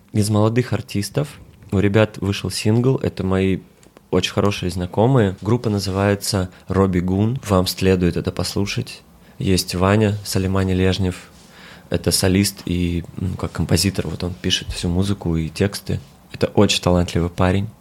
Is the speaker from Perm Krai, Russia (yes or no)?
no; Kalmykia, Russia; Я из Калмыкии